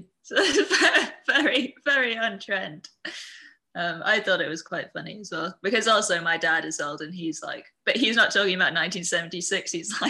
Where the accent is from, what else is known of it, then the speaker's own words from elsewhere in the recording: Singapore; I'm from Singapore.